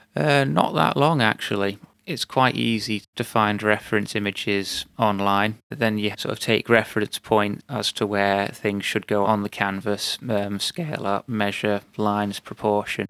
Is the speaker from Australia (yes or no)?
no; United Kingdom; as a British national